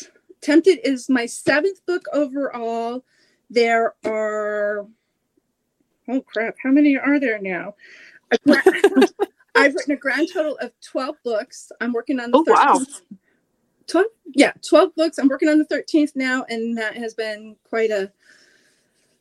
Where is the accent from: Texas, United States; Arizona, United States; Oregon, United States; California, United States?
Oregon, United States; Oregon coast, United States; I grew up on the Oregon coast